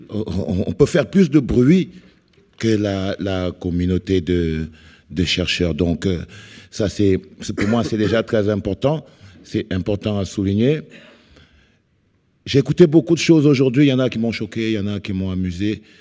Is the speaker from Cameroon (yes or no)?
yes; Cameroon; je viens du Cameroun